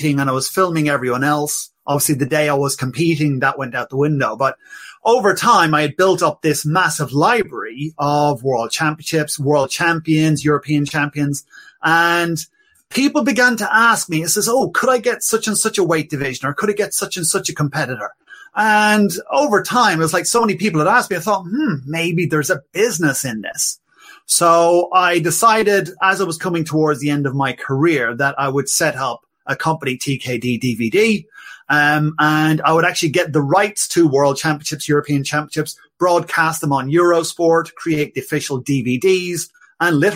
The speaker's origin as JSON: {"language": "English", "country": "Ireland", "tie": "born or raised there", "also_born_or_lived": "Enfield, North London", "moved": "as an adult", "lives_now": "London, United Kingdom", "said": "I'm Irish. So, yeah, grew up in Ireland and came over, goodness me, what, 20-something years ago now"}